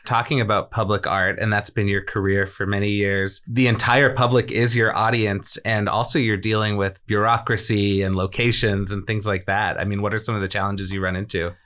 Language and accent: English; Boston, Massachusetts, United States; growing up in Boston